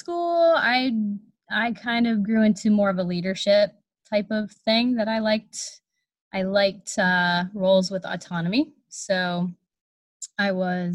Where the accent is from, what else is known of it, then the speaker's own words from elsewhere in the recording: New Brighton, Pennsylvania, United States; I grew up in a little town that I currently live in, New Brighton, Pennsylvania.